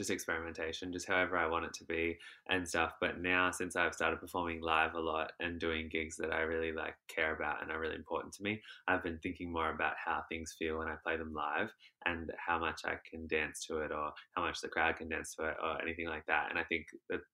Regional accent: Shepparton, Victoria, Australia; In Shepparton, I teach dancing, and so my dance school that I work at there

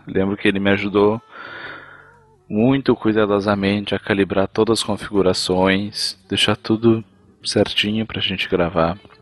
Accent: interior of Rio Grande do Sul, Brazil; Eu sou lá do interior do Rio Grande do Sul e de onde eu venho, toda a minha família tem esse sotaque

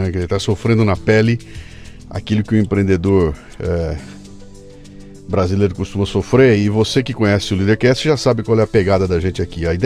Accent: Sorocaba, São Paulo, Brazil; Você mora em? Sorocaba. Nasceu lá? Nasci em São Paulo, só que eu Sim. mudei para lá muito novo.

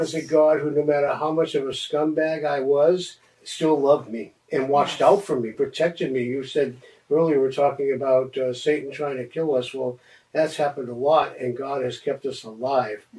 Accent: Los Angeles, California, United States; I grew up in Los Angeles around uh, the late 60s

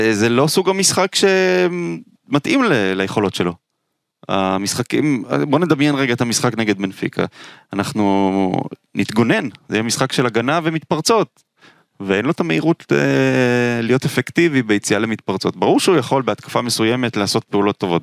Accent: Israel; אני נולדתי בארץ

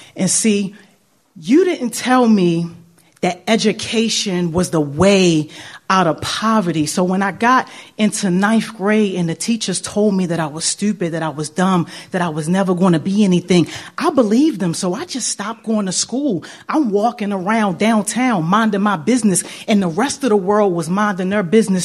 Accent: Baltimore, Maryland, United States; moved away as an adult; I hated growing up in Baltimore, y'all. I grew up in the worst part, West Baltimore, Reisterstown Road and Gwynns Falls

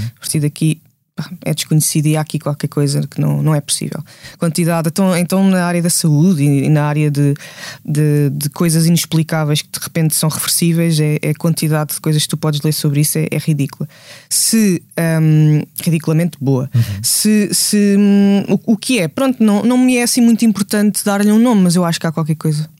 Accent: Gouveia, Guarda, Portugal; first language Portuguese; moved away; onde eu cresci, em Gouveia

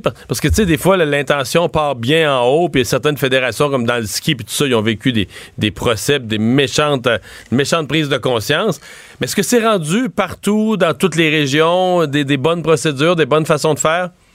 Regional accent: near Rivière-du-Loup, Bas-Saint-Laurent, Quebec, Canada; mon coin de pays, tout près de Rivière-du-Loup

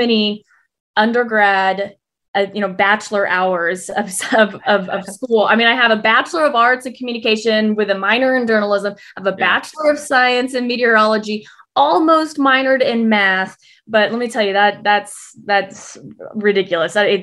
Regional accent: Texas, United States; moved away as an adult; also born or lived in New York City; now in Tulsa, United States; I'm born and raised in Texas

